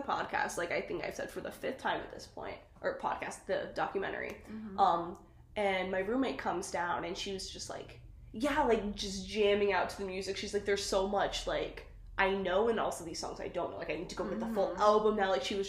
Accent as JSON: {"language": "English", "region": "Colorado", "country": "United States", "tie": "born or raised there", "moved": "yes", "lives_now": "Portland, United States", "said": "Growing up in Colorado, I'm, having to overwater my plants."}